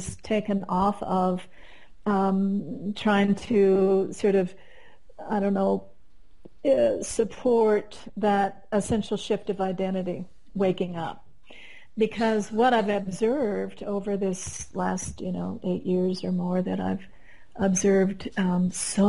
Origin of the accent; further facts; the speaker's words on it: Midwest, United States; moved away as an adult; also born or lived in Kansas; now in Colorado, United States; I came from the Midwest, and my husband and I were still living there